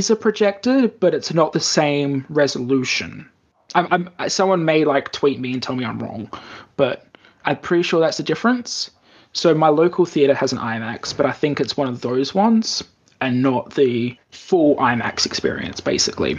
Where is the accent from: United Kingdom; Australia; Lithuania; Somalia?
Australia; born or raised there; moved away as an adult; now in Japan